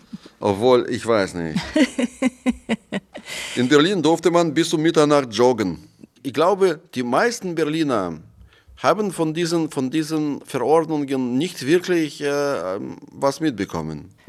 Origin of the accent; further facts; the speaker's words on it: Moscow, Russia; Ich habe in einer VR-Brille bei Google Maps eingegeben meine Straße in Moskau, wo ich aufgewachsen bin und mein Haus.